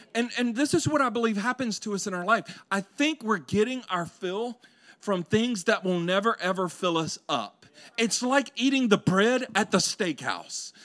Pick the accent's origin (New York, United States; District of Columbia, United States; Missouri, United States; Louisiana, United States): Louisiana, United States; growing up in Louisiana